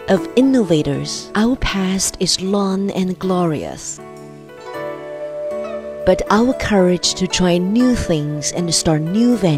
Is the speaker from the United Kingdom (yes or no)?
no; Huangshan, Anhui, China; moved away; This is my hometown. Huangshan. … I come from Huangshan.